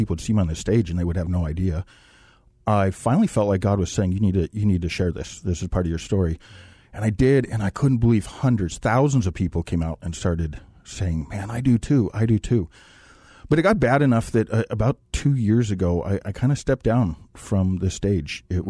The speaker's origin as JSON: {"language": "English", "region": "Montana", "country": "United States", "tie": "born or raised there", "said": "Well, I grew up in Montana, rural Montana."}